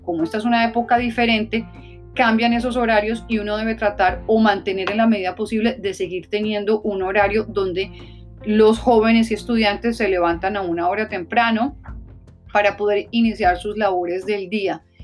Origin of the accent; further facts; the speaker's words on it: La Guajira, Colombia; also born or lived in Newark, New Jersey; now in New Jersey, United States; en el área de La Guajira, en Colombia, de donde soy originalmente